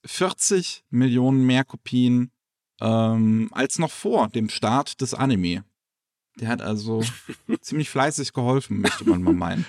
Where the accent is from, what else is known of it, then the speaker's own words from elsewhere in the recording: Germany; bei uns in Deutschland